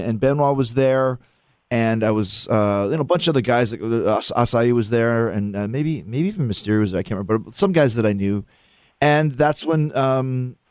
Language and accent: English; Winnipeg, Manitoba, Canada; growing up in Winnipeg in Canada